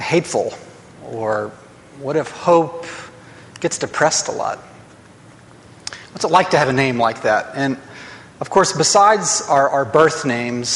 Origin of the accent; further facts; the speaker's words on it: Huntsville, Alabama, United States; growing up in Huntsville